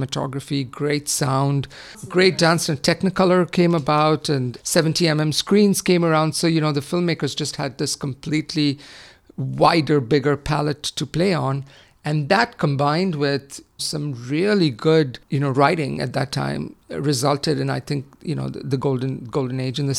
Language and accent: English; Mumbai, Maharashtra, India; moved away; I grew up in Bombay